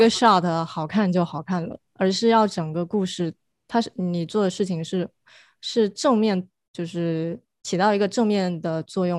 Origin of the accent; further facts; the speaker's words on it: China; now in United States; 因为我是从国内过来留学读电影，然后留下来的人